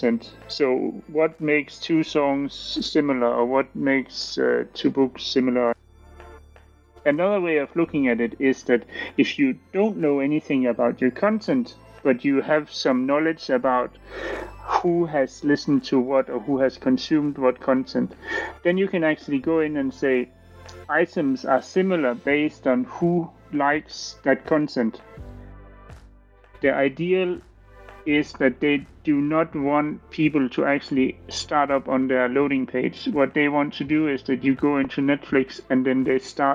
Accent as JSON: {"language": "English", "country": "Denmark", "said": "I'm from Denmark."}